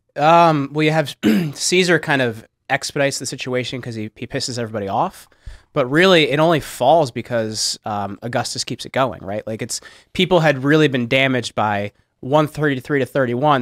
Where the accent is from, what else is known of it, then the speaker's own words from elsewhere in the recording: New Jersey, United States; I'm from North Jersey, we have Taylor ham